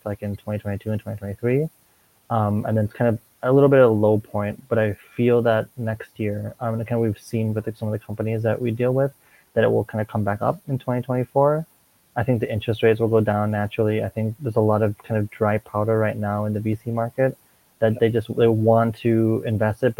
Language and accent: English; Minnesota, United States; moved away as an adult; also born or lived in Korea; now in Hong Kong; I'm from Minnesota, so I went, kind of lived my whole life in Minnesota